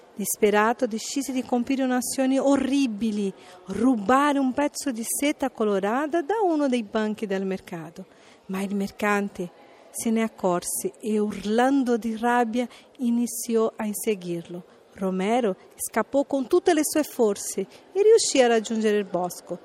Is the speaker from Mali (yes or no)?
no; São Paulo, Brazil; Italian is a second language; now in Italy; sono brasiliana di San Paolo